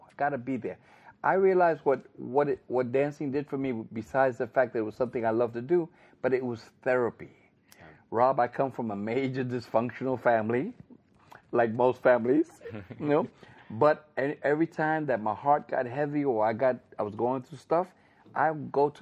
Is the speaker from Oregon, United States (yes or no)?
no; New York City, New York, United States; also born or lived in Bronx, New York; the Bronx, which is where I live now, although I was born and raised in Manhattan, Spanish Harlem